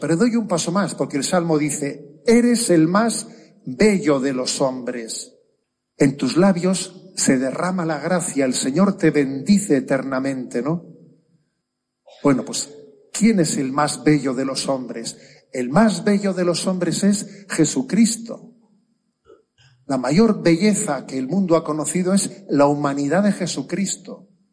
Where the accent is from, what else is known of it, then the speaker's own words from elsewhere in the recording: San Sebastián, Basque Country, Spain; soy de San Sebastián, ¿no? Y ahí en nuestro tiempo estudiábamos francés